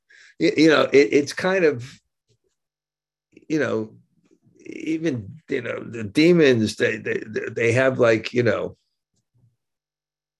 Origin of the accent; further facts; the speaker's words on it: New York, United States; I grew up in New York